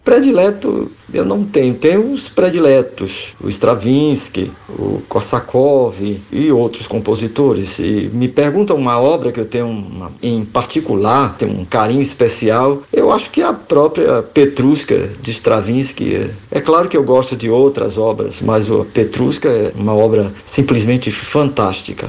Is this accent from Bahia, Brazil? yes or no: yes; Feira de Santana, Bahia, Brazil; also born or lived in Salvador; Conservatório de Música na cidade de Feira de Santana, onde nasci